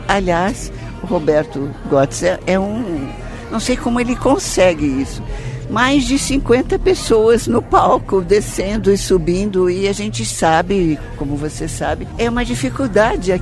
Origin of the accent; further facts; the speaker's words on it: São Paulo, Brazil; como paulistana, como sócia e como diretora